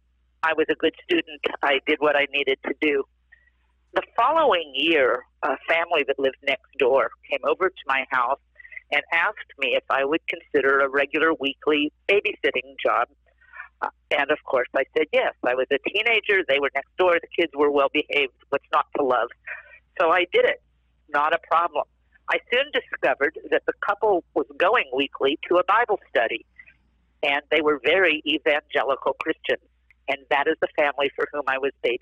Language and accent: English; East Coast, United States; moved away; also born or lived in Southern California; I was raised on the East Coast in a culturally Jewish home, but yet very secularly.